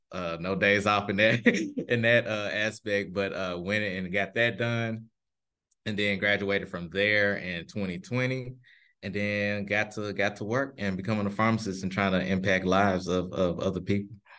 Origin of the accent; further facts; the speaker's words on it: Memphis, Tennessee, United States; now in St. Louis, United States; I am originally from Memphis, Tennessee